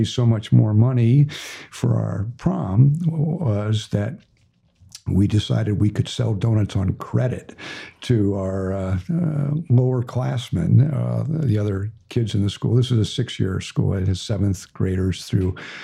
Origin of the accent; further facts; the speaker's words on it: St. Louis, Missouri, United States; moved away as an adult; now in Little Rock, United States; I grew up in St. Louis